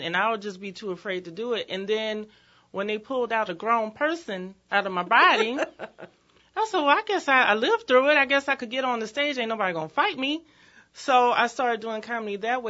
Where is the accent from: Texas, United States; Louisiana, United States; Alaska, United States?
Louisiana, United States; New Orleans; I grew up in East New Orleans